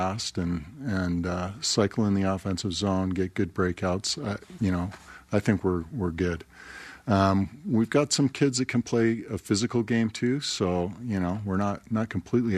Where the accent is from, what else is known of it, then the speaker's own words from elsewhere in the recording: Calgary, Alberta, Canada; now in Utah, United States; I was born and raised in Canada, Calgary, and played as a young man there